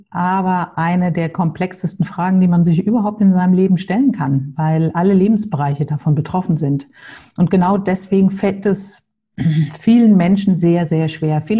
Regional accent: Hamburg, Germany; Wie Klaus schon gesagt hat, ich komme aus Hamburg, habe zwei Töchter, 17 und 19 Jahre alt.

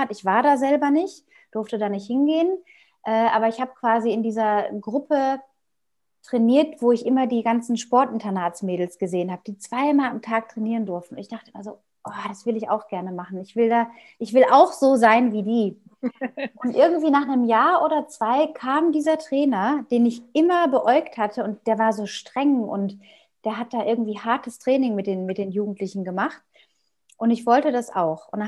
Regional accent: North Rhine-Westphalia, Germany; ich bin in Westfalen aufgewachsen, in einem kleinen Dorf außerhalb von einer größeren Stadt auf dem Land mit Bauernhöfen drumherum

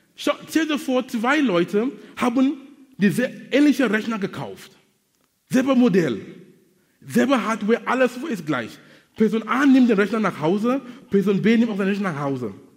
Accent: Cameroon; German is a second language; now in Hamburg, Germany; in Kamerun, wo ich herkomme

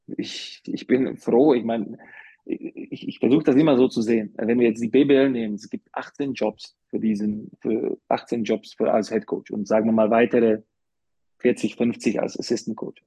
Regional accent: Slovakia; German is a second language; also born or lived in Karlsruhe, Germany / Bamberg, Germany / Munich, Germany / Ulm, Germany; now in Germany; ich bin ja jetzt länger außerhalb der Slowakei, als ich in der Slowakei war

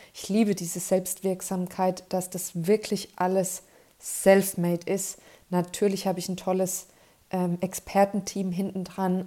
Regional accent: Kleinheubach, Bavaria, Germany; in Kleinheubach in meiner Heimat

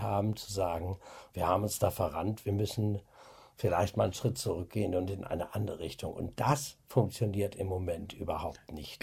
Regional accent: Osnabrück, Lower Saxony, Germany; da ist mein Arsch noch in Osnabrück, da wissen Sie zumindest, wo ich herkomme

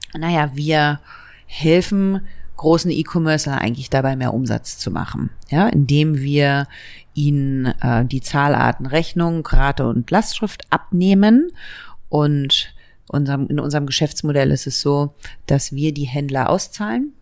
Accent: Berlin, Germany; born or raised there

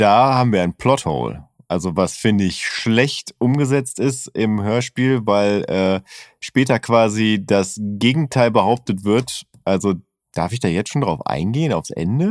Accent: Bielefeld, North Rhine-Westphalia, Germany; also born or lived in Oerlinghausen; ich habe sehr viel Zeit meiner Kindheit in Bibliotheken verbracht. Also eigentlich in einer Bibliothek, der Stadtbibliothek, Außenstelle, äh, Gesamtschule Stiekhorst

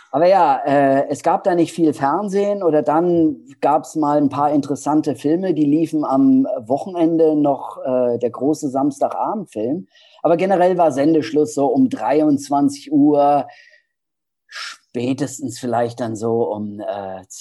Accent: Hesse, Germany; Ja, ja, ich komme aus Hessen.

